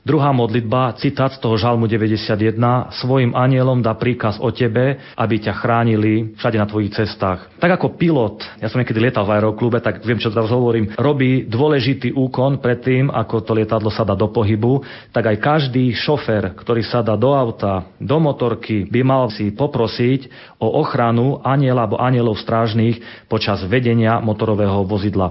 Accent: Sabinov, Prešov Region, Slovakia; Sabinov, odkiaľ pochádzam

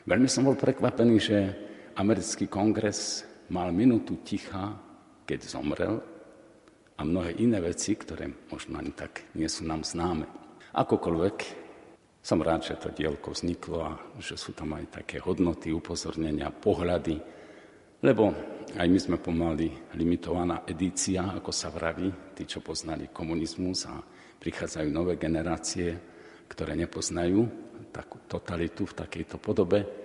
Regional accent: Orava, Žilina Region, Slovakia; pochádzam z Oravy, takže mi to bolo dosť blízke

